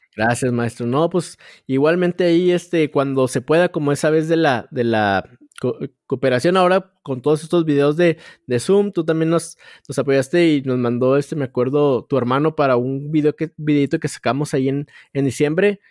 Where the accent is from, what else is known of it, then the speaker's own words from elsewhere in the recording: Chihuahua, Mexico; yo soy de aquí de, Chihuahua